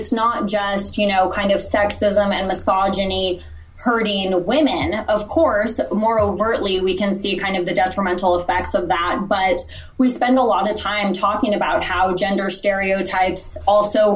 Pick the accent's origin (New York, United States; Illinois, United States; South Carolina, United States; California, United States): California, United States; Los Angeles; moved away as an adult; now in Houston, United States; I'm born and raised in Los Angeles and, you know, now currently living in Houston, Texas